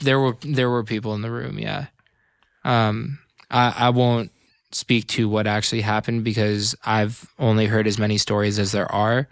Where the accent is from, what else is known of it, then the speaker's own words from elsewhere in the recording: Tiburon, California, United States; I grew up in Tiburon, California